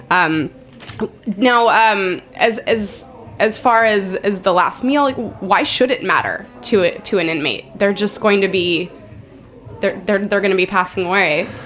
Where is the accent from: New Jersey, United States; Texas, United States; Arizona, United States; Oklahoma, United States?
Arizona, United States; And I don't even think I ever saw that growing up in Arizona.